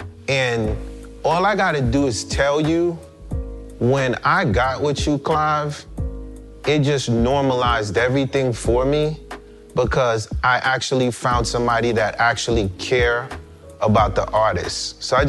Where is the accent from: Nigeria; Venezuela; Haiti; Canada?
Haiti; moved away; also born or lived in Brooklyn, New York; growing up in Haiti, right? And then coming to America, my father was a minister